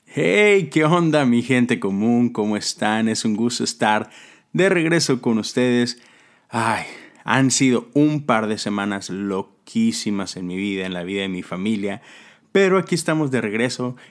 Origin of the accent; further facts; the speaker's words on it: Monterrey, Nuevo León, Mexico; moved away; estuve en Monterrey, en mi, en mi tierra